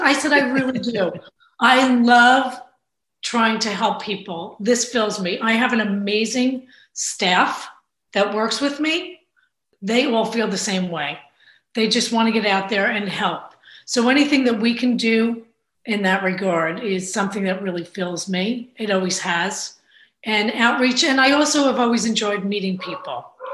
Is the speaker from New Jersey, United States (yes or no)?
yes; Bayonne, New Jersey, United States; now in New Providence, United States; I am a Jersey girl through and through. I grew up in Bayonne